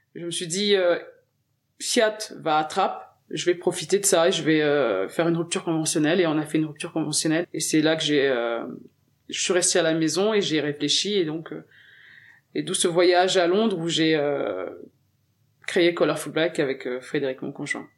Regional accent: Garges-lès-Gonesse, Île-de-France, France; French is a second language; also born or lived in Senegal / Levallois-Perret; on a emménagé dans le 95 à garges les et c'est là-bas que j'ai fait toute mon enfance

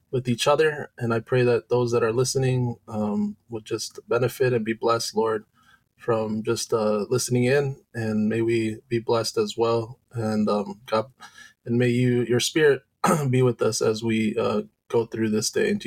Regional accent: Loma Linda, California, United States; born there; Um, I was born in Loma Linda, California, um, to parents that are from Indonesia.

